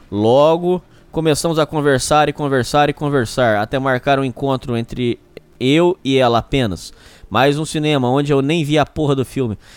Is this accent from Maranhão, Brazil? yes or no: no; São Paulo, Brazil; estava em alguma esquina de São Paulo, minha cidade natal.